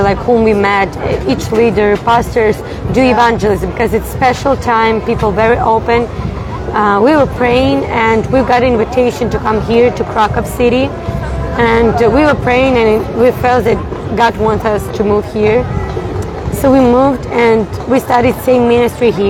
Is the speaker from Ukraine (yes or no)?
yes; Ukraine; moved away as an adult; also born or lived in Warsaw, Poland; We've been doing lots of ministry in Ukraine with our parents. We planted few churches there.